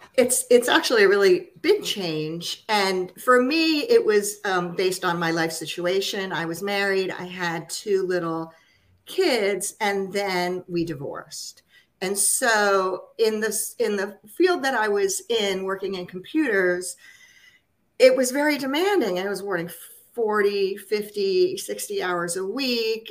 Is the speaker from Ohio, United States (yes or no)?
no; New Jersey suburbs, United States; I grew up in the New Jersey suburbs